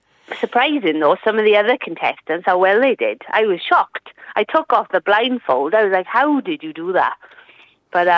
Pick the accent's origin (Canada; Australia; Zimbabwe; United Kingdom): United Kingdom; Treorchy, Wales; now in Aberdare, United Kingdom; I grew up in Truebert. All my family from Truebert, and I went to a Trokey comp